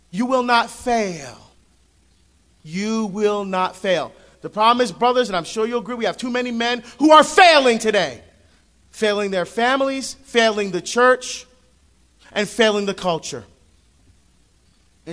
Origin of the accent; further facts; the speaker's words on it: New Jersey, United States; now in Oregon, United States; I'm from Jersey